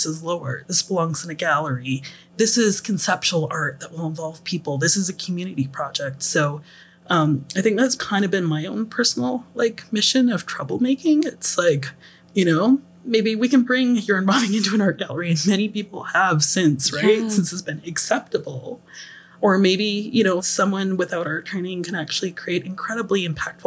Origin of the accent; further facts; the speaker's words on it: Vancouver Island, British Columbia, Canada; I'm from Vancouver Island